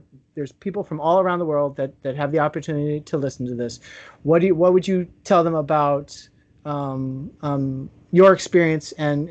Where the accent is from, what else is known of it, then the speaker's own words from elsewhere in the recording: Chicago, Illinois, United States; also born or lived in Trinidad; now in Trinidad and Tobago; I'm from Chicago